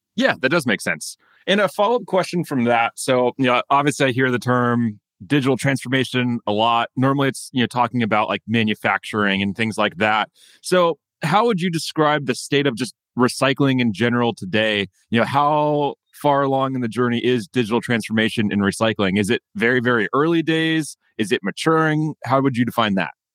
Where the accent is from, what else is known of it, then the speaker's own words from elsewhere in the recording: United States; as an American